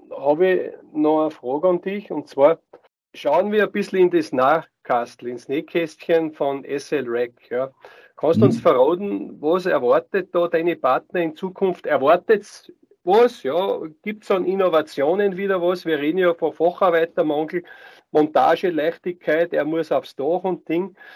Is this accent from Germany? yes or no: no; Austria; Ja, bei uns in Österreich, ich weiß jetzt nicht im Detail